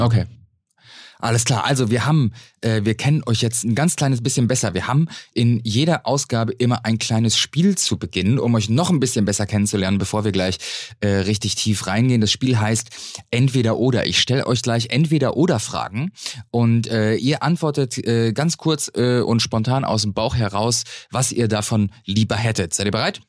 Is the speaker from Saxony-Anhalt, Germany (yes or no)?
no; North Rhine-Westphalia, Germany; Ich bin ja gebürtiger Westfale.